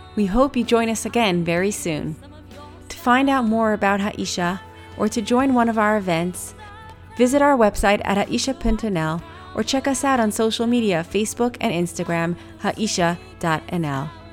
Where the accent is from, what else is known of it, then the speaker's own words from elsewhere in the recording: New York, United States; moved away as an adult; now in Amsterdam, Netherlands; I'm coming from New York where I grew up in a, in a house probably three times the size of this house